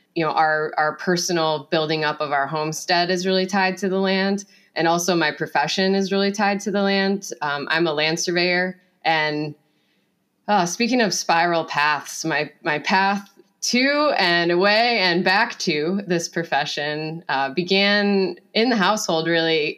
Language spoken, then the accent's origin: English; Finger Lakes region of upstate New York, United States; I grew up with Cassie in the Finger Lakes region of upstate New York